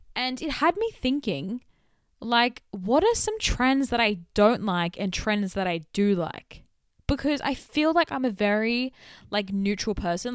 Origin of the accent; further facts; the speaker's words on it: Sydney, New South Wales, Australia; accent: Australian; my Australian culture, specifically from being from Western Sydney